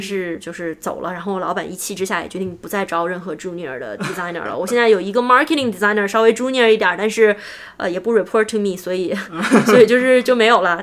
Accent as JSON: {"language": "Chinese", "country": "China", "also_born_or_lived": "United States", "moved": "as an adult", "lives_now": "Silicon Valley, United States", "said": "我们中国人"}